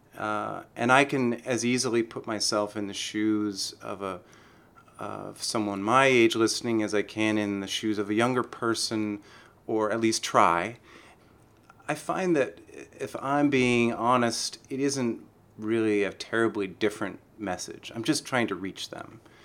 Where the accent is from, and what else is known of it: San Francisco, California, United States; born or raised there